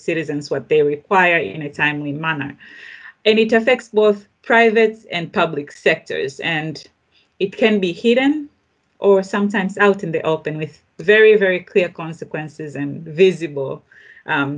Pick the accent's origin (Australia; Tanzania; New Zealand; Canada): Tanzania; I grew up in Tanzania myself